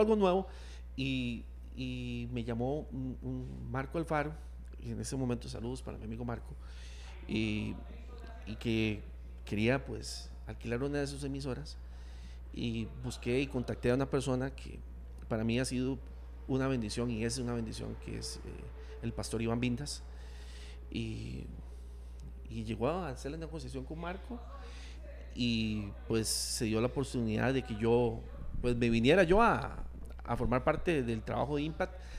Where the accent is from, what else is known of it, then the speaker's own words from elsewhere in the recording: Turrialba, Cartago, Costa Rica; La radio cultural de Turrialba, donde yo nací